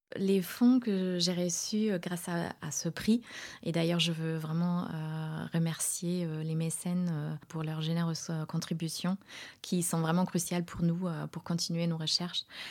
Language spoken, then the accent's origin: French; Germany; moved away as an adult; also born or lived in Göttingen, Germany / United States; now in France; je suis née en Allemagne